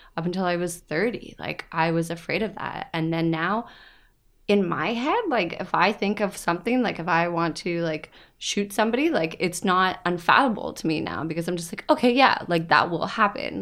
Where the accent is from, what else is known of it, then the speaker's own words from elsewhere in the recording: Woodstock, Ontario, Canada; moved away; I'm originally from Woodstock